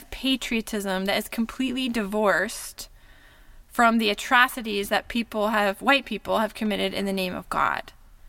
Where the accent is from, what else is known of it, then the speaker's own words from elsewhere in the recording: United States; what does it mean to be born white, middle class in America